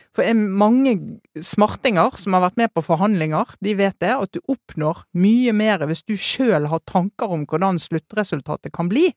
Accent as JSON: {"language": "Norwegian", "region": "Western Norway", "country": "Norway", "said": "jeg kommer fra Vestlandet"}